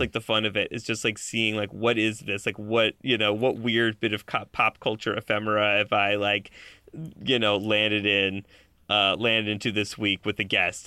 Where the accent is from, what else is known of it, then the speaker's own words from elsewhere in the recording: Buffalo, New York, United States; I grew up in Buffalo, New York